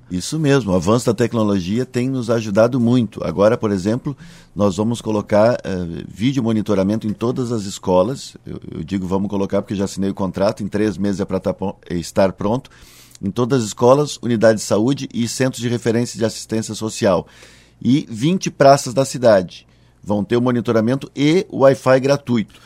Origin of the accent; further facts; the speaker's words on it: Cachoeirinha, Rio Grande do Sul, Brazil; Eu sou natural de Cachoeirinha, hoje é a cidade em que tenho a honra de ser prefeito